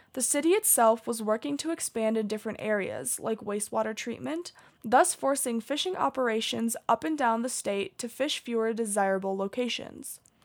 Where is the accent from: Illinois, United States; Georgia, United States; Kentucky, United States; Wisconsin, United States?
Wisconsin, United States; Pewaukee; I grew up in the small Wisconsin suburb called Pewaukee, located twenty minutes outside of Milwaukee.